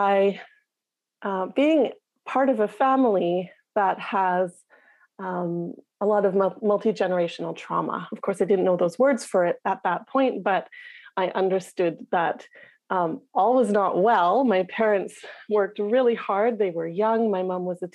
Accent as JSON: {"language": "English", "town": "Whitehorse", "region": "Yukon", "country": "Canada", "tie": "born or raised there", "accent": "Northern Canadian", "moved": "as an adult", "said": "I grew up in the capital city, Whitehorse, in the Yukon"}